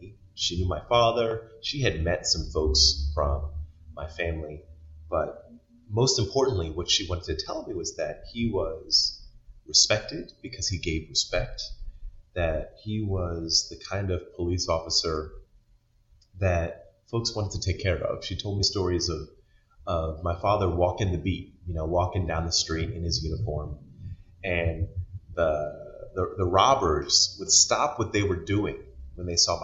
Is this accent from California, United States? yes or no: no; Baltimore, Maryland, United States; moved away as an adult; now in Wisconsin, United States; I was born and raised in Baltimore, Maryland